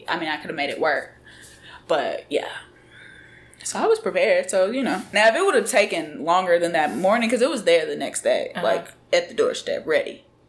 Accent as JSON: {"language": "English", "region": "Alabama", "country": "United States", "said": "And when I would tell people I'm from Alabama, they would say Roll Tide."}